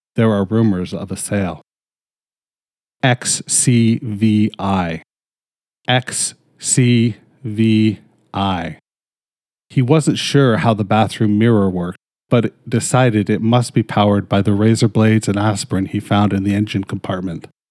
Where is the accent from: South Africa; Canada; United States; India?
Canada; I'm fucking Canadian